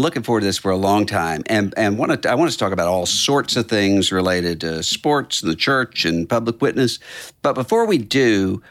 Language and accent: English; New Orleans, Louisiana, United States; and most importantly for me, my hometown team, the New Orleans Saints.